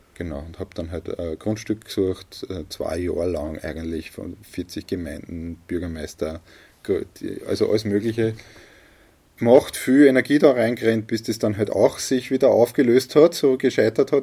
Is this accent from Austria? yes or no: yes; a village in Lower Austria, Austria; hier im Ort, mhm. da in einem Dorf in Niederösterreich